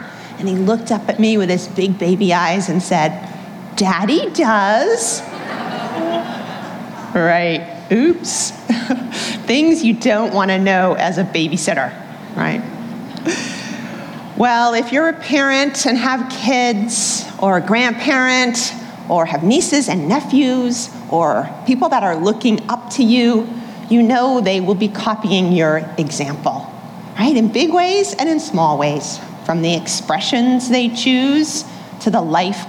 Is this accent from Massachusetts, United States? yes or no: yes; Boston, Massachusetts, United States; moved away; I'm from Boston, originally born and raised